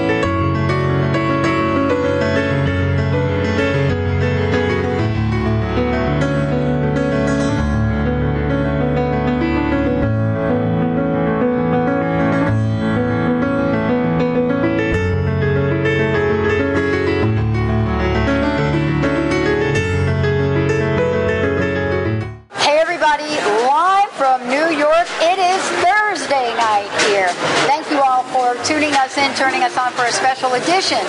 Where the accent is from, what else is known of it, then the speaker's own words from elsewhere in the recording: New Jersey, United States; also born or lived in New York; now in Washington State, United States; I grew up in New Jersey, was born right here in New York, but moved to Washington State